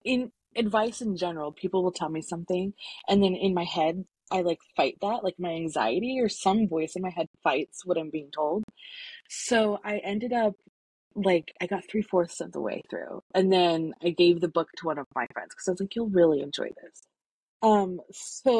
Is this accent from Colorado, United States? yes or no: yes; a small town in Colorado, United States; I am from a small town in Colorado. It's where I was born and raised.